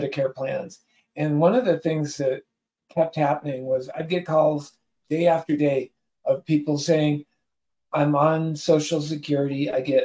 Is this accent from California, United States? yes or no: yes; Southern California, United States; moved away as an adult; now in Utah, United States; I am originally from Southern California